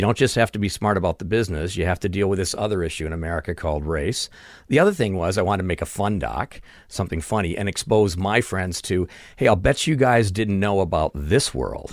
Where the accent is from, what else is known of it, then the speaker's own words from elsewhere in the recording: Chicago, Illinois, United States; moved away as an adult; also born or lived in California; now in Burbank, United States; I grew up in Chicago